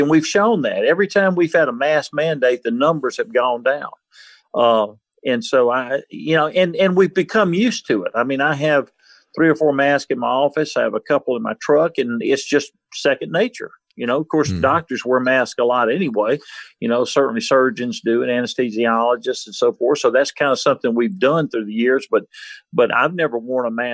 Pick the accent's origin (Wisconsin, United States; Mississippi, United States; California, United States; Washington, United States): Mississippi, United States; Mississippi Gulf Coast, United States; I grew up on the Mississippi Gulf Coast when Hurricane Camille hit